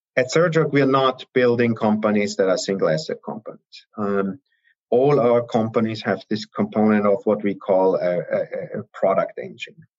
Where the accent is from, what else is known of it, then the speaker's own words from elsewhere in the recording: Austria; moved away as an adult; also born or lived in Salzburg, Austria / Heidelberg, Germany / Vienna, Austria; now in United States; I'm originally from Austria.